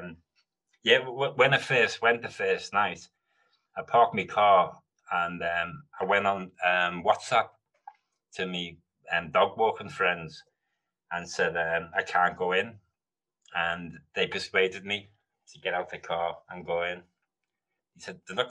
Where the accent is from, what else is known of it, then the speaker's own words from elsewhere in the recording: Liverpool, North West England, United Kingdom; moved away as an adult; also born or lived in London; I'm from Liverpool. I was born in Mill Road Hospital.